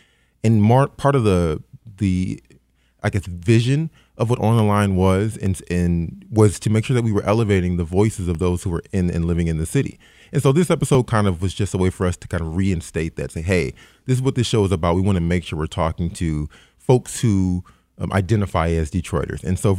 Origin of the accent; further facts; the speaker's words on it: Royal Oak Township, Michigan, United States; I grew up in Royal Oak Township, if you know where that is.